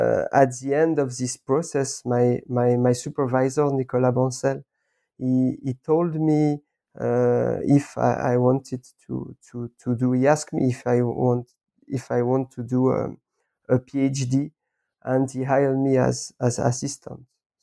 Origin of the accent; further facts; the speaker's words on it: Lausanne, Vaud, Switzerland; I was born in Lausanne 40 years ago, and I did all my school here, comprehensive school, college.